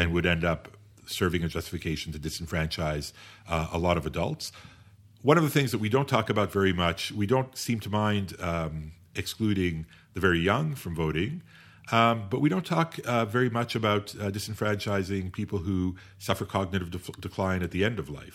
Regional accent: Canada; also born or lived in United Kingdom / France; as a Canadian

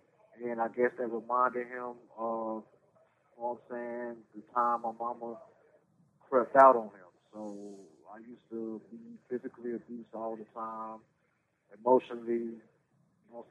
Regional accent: Durham, North Carolina, United States; I was born in Durham, North Carolina, to a Miss Frieda Ward and a Carlton Newman. I grew up in the projects most of my life

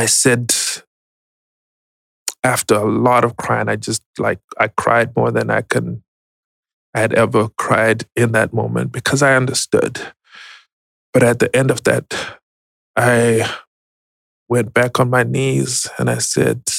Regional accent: Zimbabwe; moved away as an adult; now in United States; I was born and raised in Zimbabwe, migrated to the U.S. in 2010

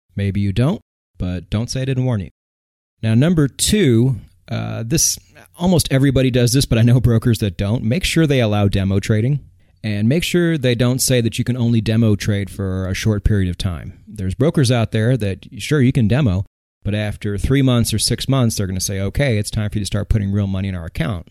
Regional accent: United States; I'm American.

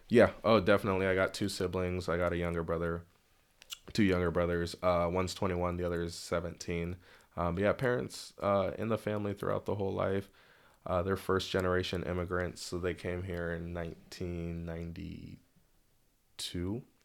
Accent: Bellevue, Washington, United States; also born or lived in Lynnwood, Washington / Mountlake Terrace, Washington; I was raised in Bellevue till about eighth grade

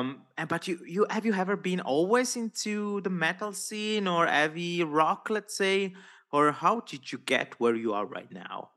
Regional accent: Italy; first language Italian; English is a second language; And I know my mother tongue is Italian.

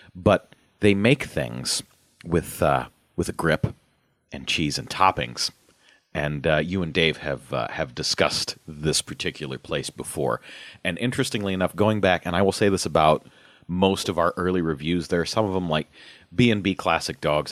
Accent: Omaha, Nebraska, United States; growing up in Omaha

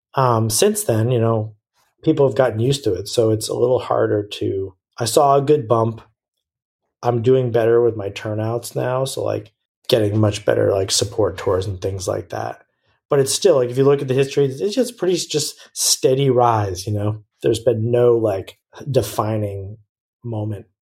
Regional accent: United States; as an American

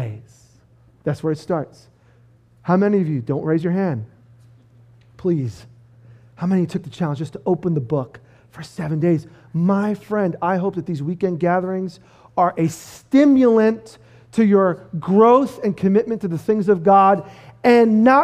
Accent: United States; As an American who follows Jesus

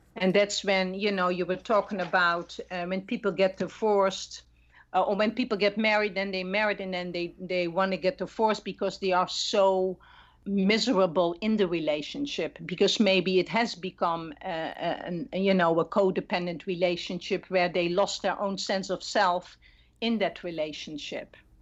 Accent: Netherlands; moved away; I'm not Latina, I'm originally from the Netherlands

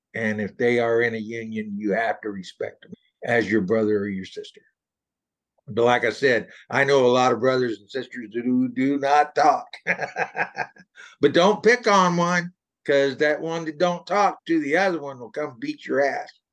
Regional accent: Texas, United States; now in Southwest Washington, United States; I grew up in Texas

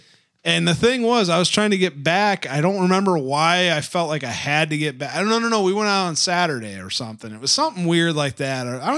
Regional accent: Canton, Ohio, United States; I mean, I'm originally from Canton.

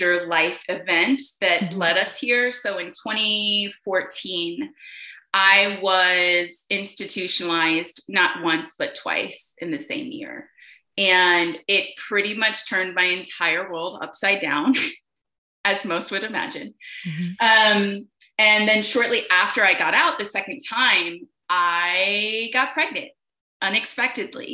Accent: Chicago, Illinois, United States; now in Atlanta, United States; I'm originally from Chicago

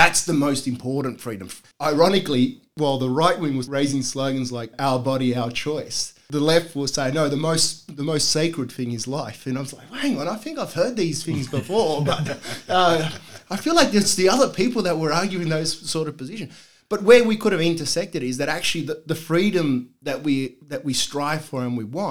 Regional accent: Sydney, New South Wales, Australia; growing up in Bosley Park

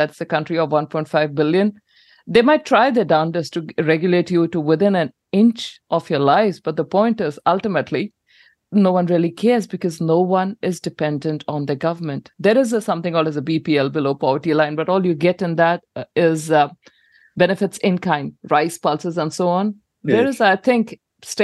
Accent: India; now in New Zealand; I am a New Zealander now. I, you know, had to renounce my Indian citizenship a few years ago to get the New Zealand passport.

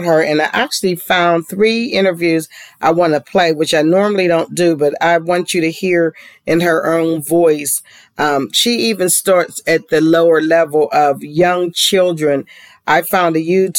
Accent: Pittsburgh, Pennsylvania, United States; moved away; my hometown of Pittsburgh, Pennsylvania

